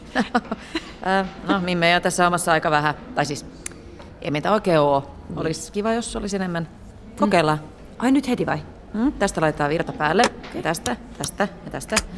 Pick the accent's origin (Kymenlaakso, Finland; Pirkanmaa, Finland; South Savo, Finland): Pirkanmaa, Finland; Ylöjärvi; mä oon Ylejärveltä kotosi